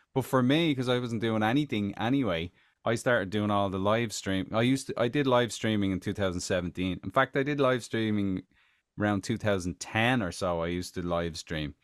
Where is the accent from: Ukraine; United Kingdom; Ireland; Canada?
Ireland; Tallaght, Leinster; moved away as an adult; now in United States; back in Talla, I'm from Talla